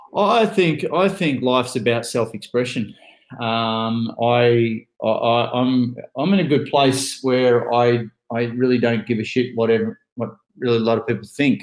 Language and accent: English; Ocean Grove, Victoria, Australia; I'm from a little town called Ocean Grove. That's where I currently am